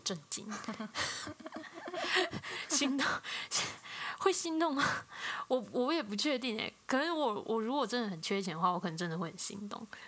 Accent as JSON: {"language": "Chinese", "country": "Taiwan", "said": "我是台湾来的 台湾人"}